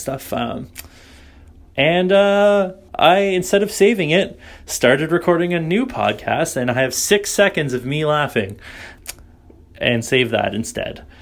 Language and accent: English; Canada; as is a Canadian is wont